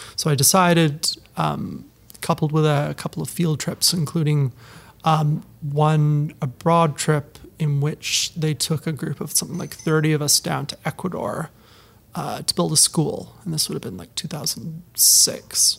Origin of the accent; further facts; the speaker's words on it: Penticton, British Columbia, Canada; moved away as an adult; also born or lived in Ottawa, Ontario; now in Ontario, Canada; as a British Columbian living in Ontario